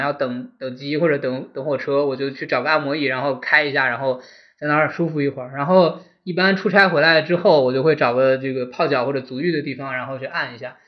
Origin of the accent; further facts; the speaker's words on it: northern China, China; moved away as an adult; now in Guangdong, China; 我作为一个北方人，